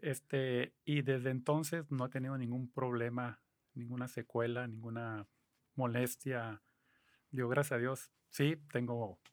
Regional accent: Mexicali, Baja California, Mexico; yo soy aquí de Mexicali, tengo 63 años

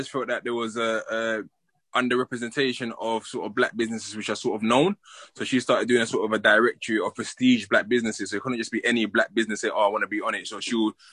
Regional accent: London, United Kingdom; I grew up in Peckham. I grew up in Peckham

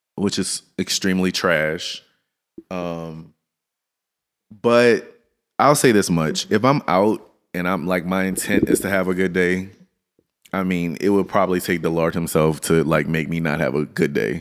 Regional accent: Louisiana, United States; now in Dallas, United States; I'm from Louisiana. I'm right next door

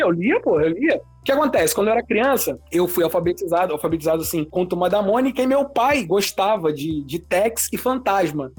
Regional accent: Rio de Janeiro, Brazil; eu sou do Rio de Janeiro

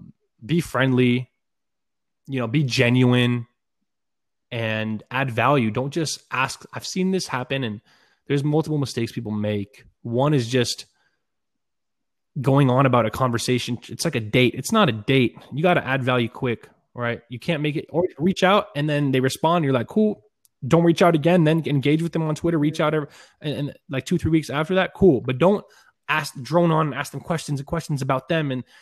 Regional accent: Israel; born there; Well, I was born in Israel.

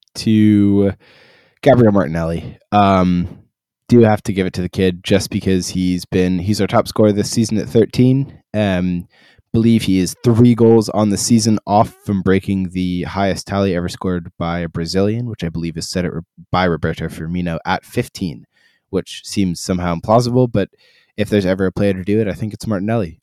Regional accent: Ireland; I am Irish

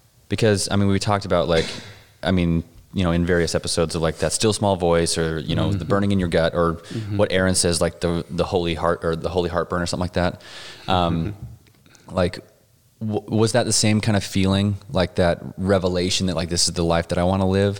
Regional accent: Pinesdale, Montana, United States; growing up in Pinesdale

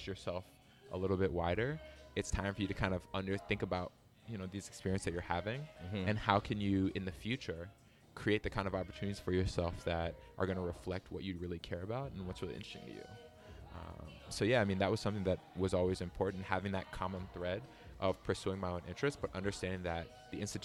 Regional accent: Beltsville, Maryland, United States; moved away as an adult; also born or lived in Guangzhou, China; I grew up in the Washington, D.C. area, specifically a small town in PG County called Beltsville.

